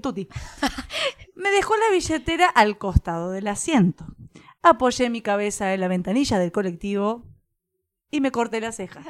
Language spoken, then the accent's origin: Spanish; Argentina; que somos Argentina